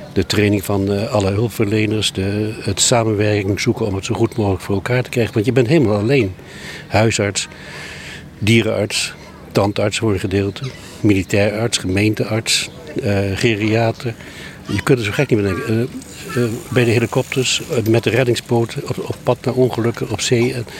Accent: Sumatra, Indonesia; now in Vlieland, Netherlands; ik ben in Sumatra opgegroeid.

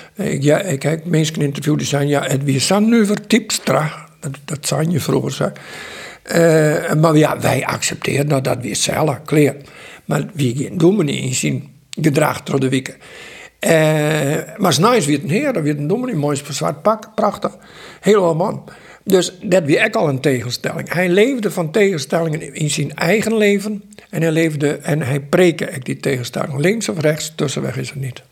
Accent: Sexbierum, Friesland, Netherlands; ik kom uit Sijsberum

